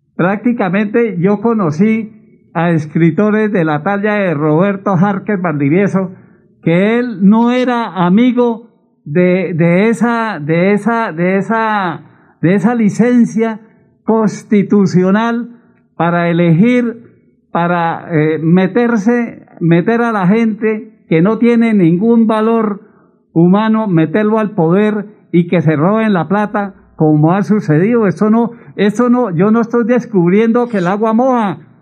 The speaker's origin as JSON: {"language": "Spanish", "town": "Piedecuesta", "region": "Santander", "country": "Colombia"}